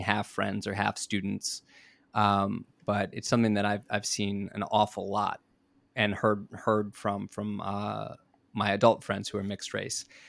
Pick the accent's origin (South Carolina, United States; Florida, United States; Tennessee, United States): Florida, United States; South; moved away as an adult; now in Japan; I'm, I'm from South Florida